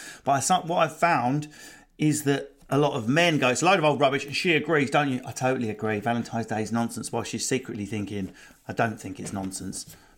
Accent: United Kingdom; because I'm British

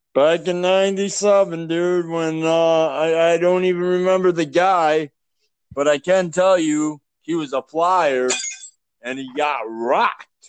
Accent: Canada; I'm Canadian

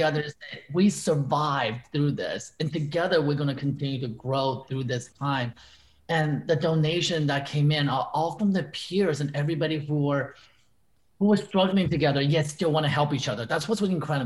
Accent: Terre Haute, Indiana, United States; moved away; also born or lived in Robinson, Illinois; I grew up in Terry Hill, Indiana, being only Asian person that I, when I look around, other than my cousins who were in the same town. And then we moved to Terry Hill, moved to Robinson, Illinois

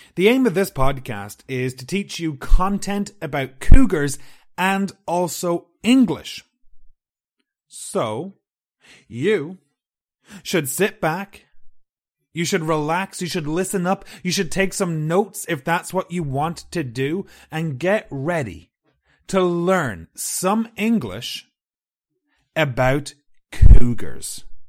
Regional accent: Ireland; I'm from Ireland

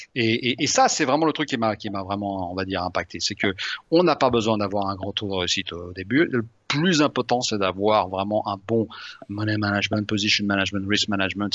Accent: Lyon, Auvergne-Rhône-Alpes, France; moved away; je suis lyonnais à l'origine

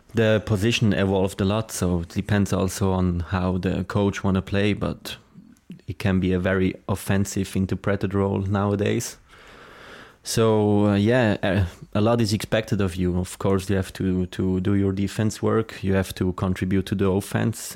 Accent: Zurich, Switzerland; English is a second language; moved away as an adult; also born or lived in Lucerne; now in United States; I'm from Zurich

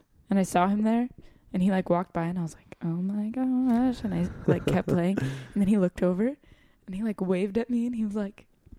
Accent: Los Angeles, California, United States; accent: American; I'm from LA, whatever. And somehow he didn't understand that I still live there, despite my clear American accent

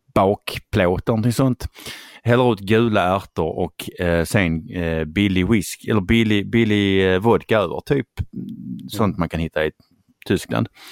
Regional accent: Skåne, Sweden; accent: Scanian; jag är skåning

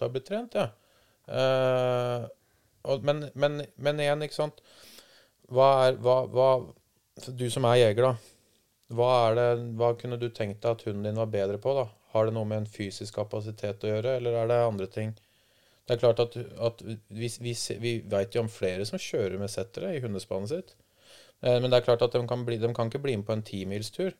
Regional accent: Langhus, Akershus, Norway; jeg og Emil, broren hans, da vi satt hjemme på Langhus

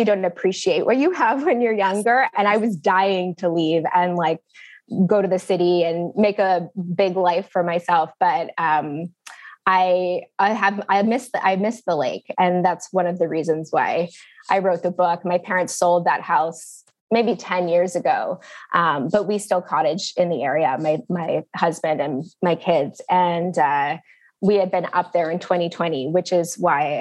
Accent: Barry's Bay, Ontario, Canada; also born or lived in Toronto / Australia; It is a small town, 1,200 people in rural Ontario. And I grew up there. I lived there from 4th grade until the end of high school

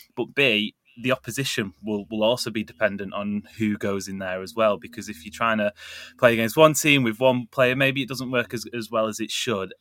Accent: Greater Manchester, North West England, United Kingdom; as a Mancunian, or, or as a greater Mancunian

